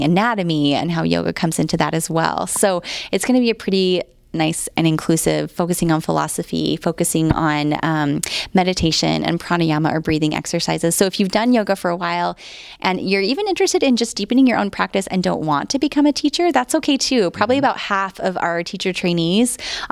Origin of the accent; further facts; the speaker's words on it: Idaho, United States; now in San Antonio, United States; I'm from Idaho.